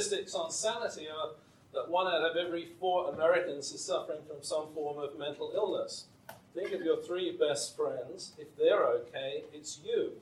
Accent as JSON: {"language": "English", "region": "England", "country": "United Kingdom", "tie": "born or raised there", "said": "when I was growing up in England"}